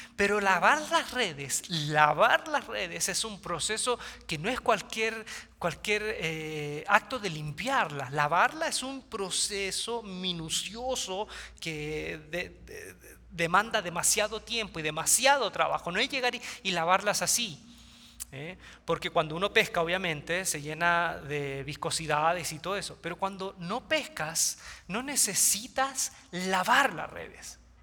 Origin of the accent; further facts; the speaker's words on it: Quilpué, Valparaíso, Chile; mi ciudad natal, Quilpué, queda cerca de Viña del Mar, Chile, litoral central